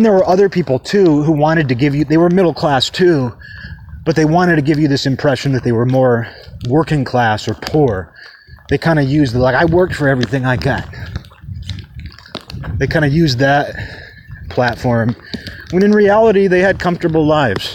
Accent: Kirkland, Washington, United States; At the time that I grew up in Kirkland

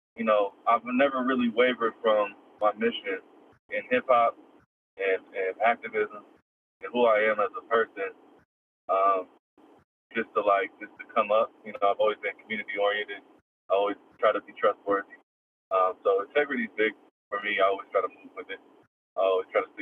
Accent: Portland, Oregon, United States; I grew up born and raised in Portland. Been here my whole life

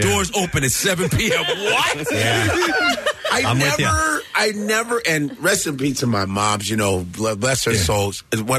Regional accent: Chicago, Illinois, United States; I grew up in Chicago

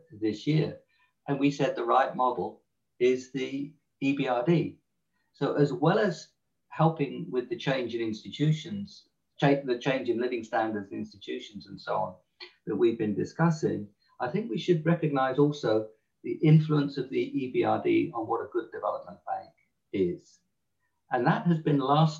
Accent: England, United Kingdom; accent: English; my English accent

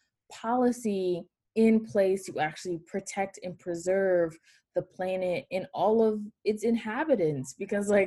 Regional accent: Atlanta, Georgia, United States; Born and raised in Atlanta, Georgia

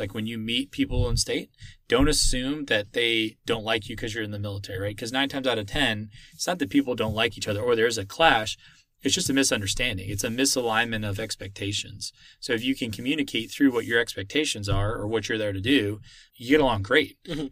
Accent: Austin, Texas, United States; moved away as an adult; I'm from Austin, Texas originally

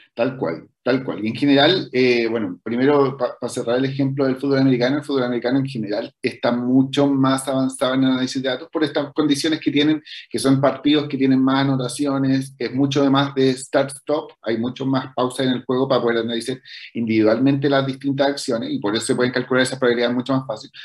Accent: Chile

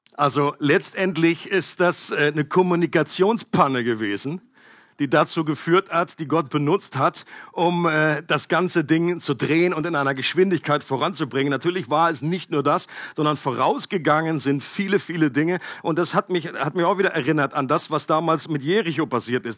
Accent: Germany; Für mich als Deutscher

